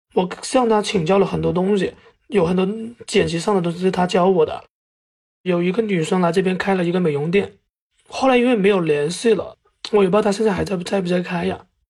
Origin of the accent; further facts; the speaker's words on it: Zhanjiang, Guangdong, China; moved away as an adult; now in Hegang, China; 我是湛江人，九三年的。然后来之前呢，是做这个销售的，就是卖汽车配件的